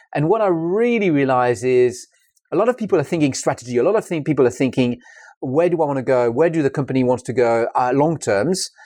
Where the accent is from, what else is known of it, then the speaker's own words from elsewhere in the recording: France; English is a second language; moved away; I'm French. I'm not English